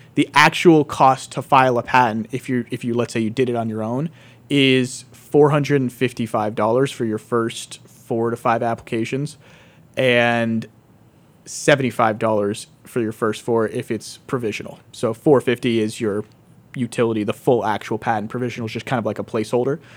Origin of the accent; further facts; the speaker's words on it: West Pittston, Pennsylvania, United States; born and raised in West Pittston, which is only like, maybe like fifteen minutes down the road